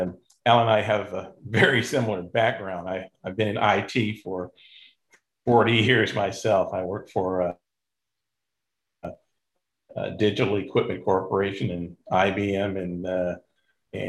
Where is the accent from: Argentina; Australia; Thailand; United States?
United States; Indianapolis, Indiana; also born or lived in Detroit; I grew up in Indianapolis on the south side of town